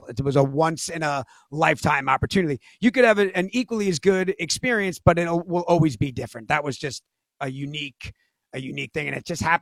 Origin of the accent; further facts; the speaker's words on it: New York, United States; The cast were just like regular guys, like we're all from New York, some different part of it.